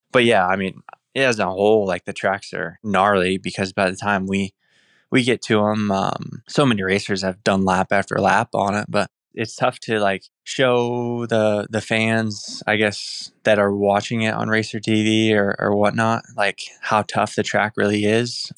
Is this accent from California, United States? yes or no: no; Indiana, United States; moved away; from Indiana